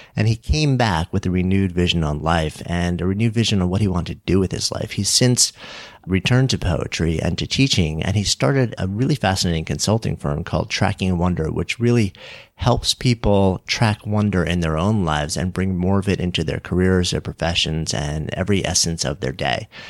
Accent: New York, United States; as a New Yorker

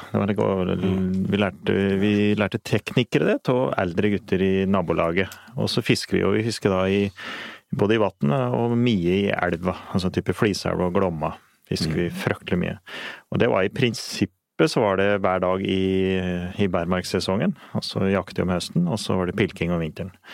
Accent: Eastern Norway, Norway; Slik som jeg vokste opp på Østlandet, så er det ganske enkelt å få fisk òg.

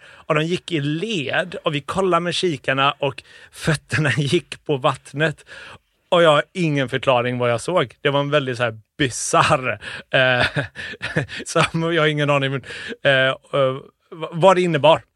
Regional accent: Gothenburg, Västra Götaland, Sweden; also born or lived in Uddevalla / Liverpool; när vi flyttade tillbaka till Sverige flyttade vi till Bildal ja. i Göteborg

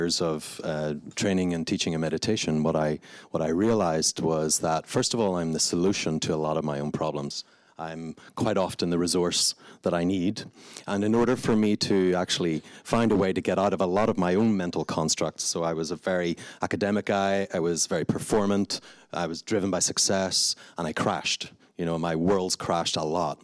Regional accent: Belfast, Northern Ireland, United Kingdom; as you can probably hear from my accent, I grew up in Belfast.

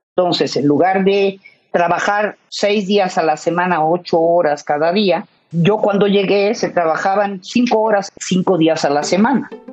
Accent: Mexico; somos los mexicanos

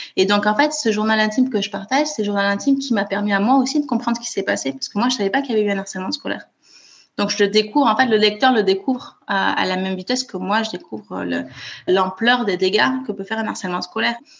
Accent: Toulouse, Occitania, France; moved away as an adult; now in Copenhagen, Denmark; je suis née à Toulouse où j'ai grandi et où j'ai fait mes études

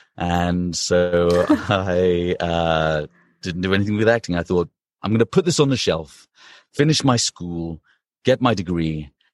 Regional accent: London, United Kingdom; moved away as an adult; also born or lived in Princeton, United States / Los Angeles, United States; now in New York, United States; So I'm from London, from the U K, um, and I spent my entire childhood there and teenagehood, and then left when I was eighteen, nineteen to come to America for university.

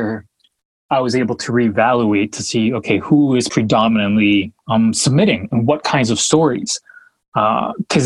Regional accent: New Hampshire, United States; also born or lived in Colombia; if I'm a teenager Latino growing up in New Hampshire, where there aren't many others like me

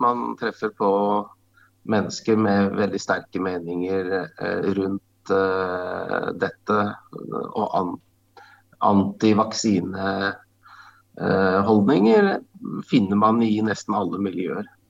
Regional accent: Norway; jeg vokste opp ute i, på, på Solumstrand på Åskollen

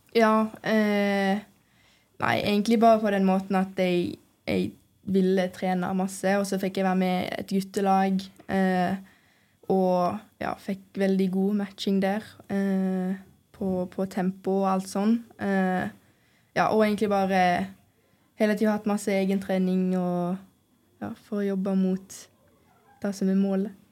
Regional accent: Stord, Vestland, Norway; moved away; vi er fra Stord, så har man jo hørt om, om Lerkendal fra man var liten

